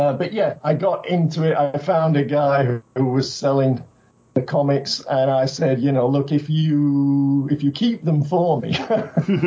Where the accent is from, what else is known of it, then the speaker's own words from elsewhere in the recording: United Kingdom; now in Japan; I'm originally from Britain